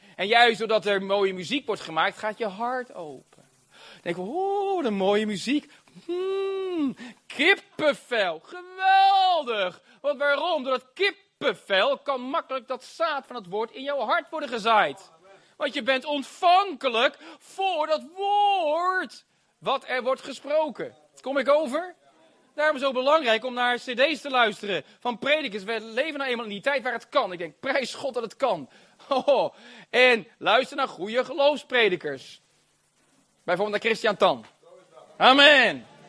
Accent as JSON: {"language": "Dutch", "town": "Rotterdam", "region": "South Holland", "country": "Netherlands", "said": "Ik ben een Rotterdammer."}